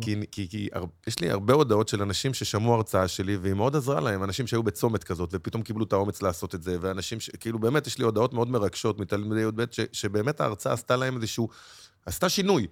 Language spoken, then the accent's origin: Hebrew; Bnei Brak, Tel Aviv District, Israel; גדלתי במקלט, בשכונת פרדס-כץ